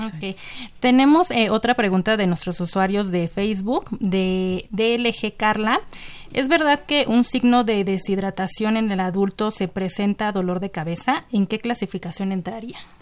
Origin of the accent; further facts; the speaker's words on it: Mexico; nuestra población como mexicanos